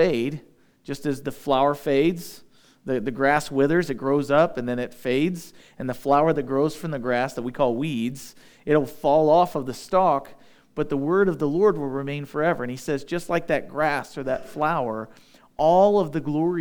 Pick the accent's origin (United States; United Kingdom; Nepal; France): United States; We're used to being English-speaking Americans